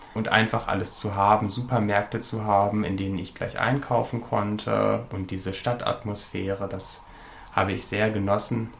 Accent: Sprakensehl, Lower Saxony, Germany; meine Kindheit auf dem Dorf sehr glücklich war

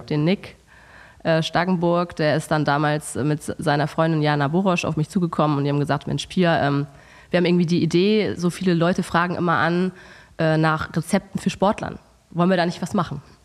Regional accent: Hamburg, Germany; moved away as an adult; now in Cologne, Germany; ich komme ursprünglich aus Hamburg, aber wohne seit fast neun Jahren in Köln

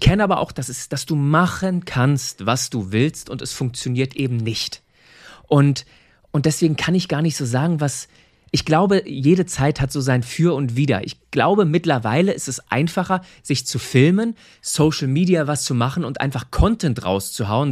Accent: Seehausen, Saxony-Anhalt, Germany; moved away as an adult; also born or lived in Cologne; ich komme ursprünglich aus Sachsen-Anhalt, aus einem ganz kleinen Ort, Seehausen heißt

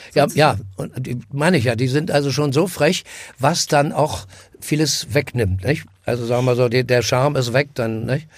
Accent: Berlin, Germany; bin am Karl-Marx-Platz groß geworden

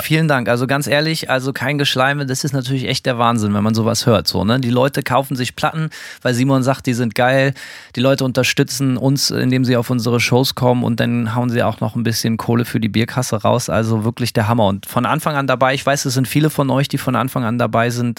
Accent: Germany; moved away as an adult; now in United States; aus der alten Heimat

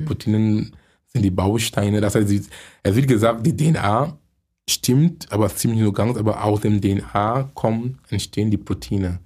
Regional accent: Cameroon; German is a second language; moved away as an adult; also born or lived in Munich; now in Germany; Ich komme gebürtig aus Kamerun. Ich lebe in Deutschland seit 23 Jahren.

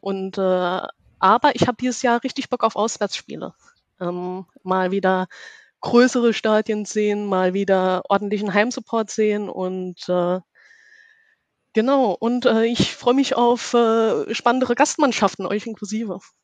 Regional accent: Saarland, Germany; now in Karlsruhe, Germany; ich komme aus Karlsruhe und äh, bin gebürtig aus dem Saarland.

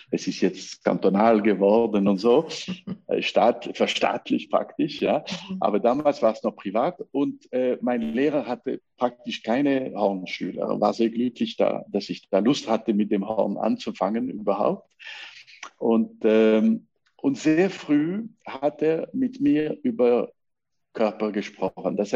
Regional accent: La Chaux-de-Fonds, Neuchâtel, Switzerland; also born or lived in Lausanne; ich bin in, äh, in Lausanne geboren, aber kam nach La Chaux-de-Fonds mit äh, sechs Jahren alt, habe ich praktisch äh, meine ganze Schulzeit dort gelegt.

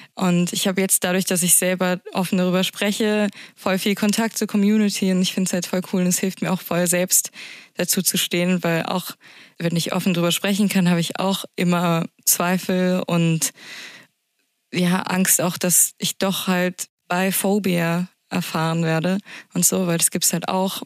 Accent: Berlin, Germany; Als Berlinerin

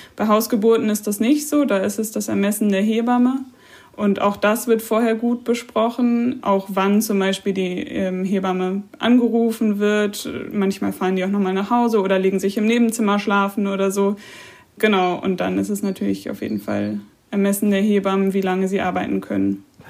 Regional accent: Germany; bei uns in Deutschland

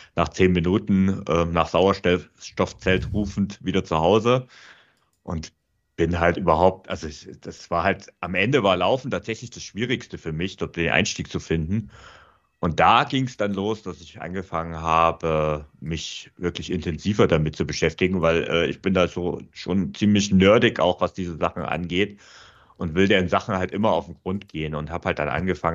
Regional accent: Vogtland, Saxony, Germany; moved away as an adult; now in Munich, Germany; ich bin auch aus der Heimat weggezogen. Also ich komme ursprünglich aus dem Vogtland ähm, und bin dann nach München gezogen

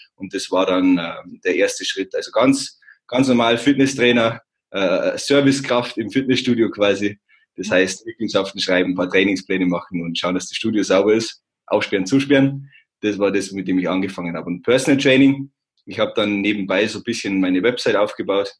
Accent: Simbach am Inn, on the Austrian border, Bavaria, Germany; moved away as an adult; also born or lived in Landshut; now in Munich, Germany; ich bin aufgewachsen im beschaulichen Zimmer am Inn, das ist an der Grenze zu Österreich, das ist ganz unten

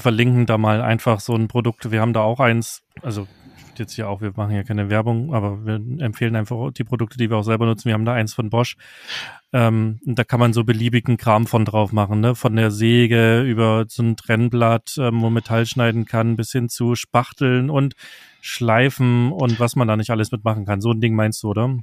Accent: Saxony, Germany

